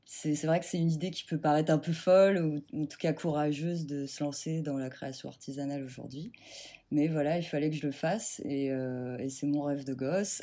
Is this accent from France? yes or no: yes; Normandy, France; moved away as an adult; now in Seine-et-Marne, France; je vis en Seine-et-Marne depuis à peu près 10 ans. Euh, moi, j'ai grandi en Normandie